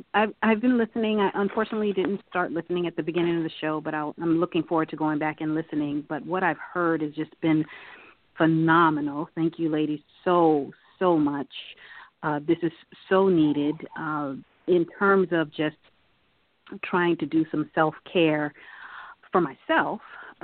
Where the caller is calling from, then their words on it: Silver Spring, Maryland, United States; and I am now in Silver Spring, Maryland. I am now home.